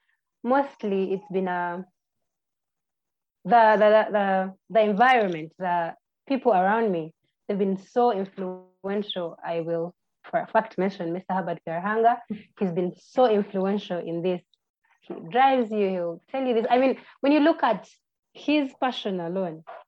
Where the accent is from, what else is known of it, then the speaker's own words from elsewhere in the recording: Uganda; I am born and raised in Uganda. I went to school in Uganda.